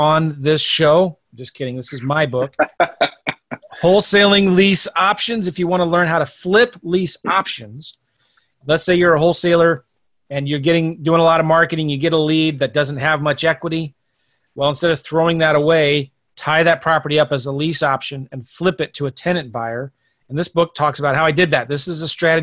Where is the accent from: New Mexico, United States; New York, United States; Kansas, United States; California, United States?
California, United States; San Diego; moved away; also born or lived in Van Nuys / Bakersfield / San Francisco; I was born in Van Nuys, raised in San Diego.